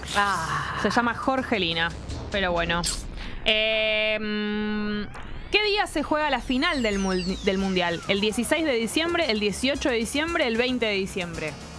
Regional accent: Buenos Aires, Argentina; lo digo yo como porteña

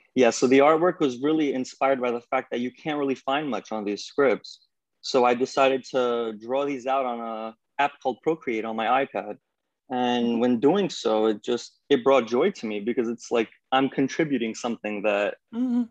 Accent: New York, United States; I'm from New York

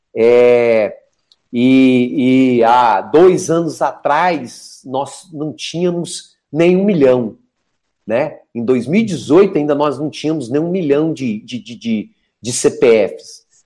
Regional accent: Minas Gerais, Brazil; Eu sou mineiro, né?

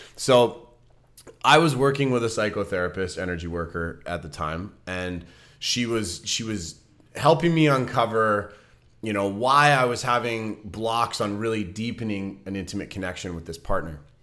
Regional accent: Vancouver, British Columbia, Canada; moved away; my hometown with, with people in Vancouver

